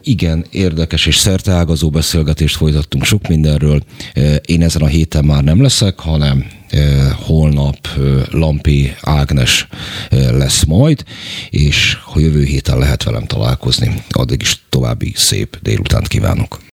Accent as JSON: {"language": "Hungarian", "region": "Budapest", "country": "Hungary", "tie": "born or raised there", "said": "én a hetedik kerületben nőttem fel"}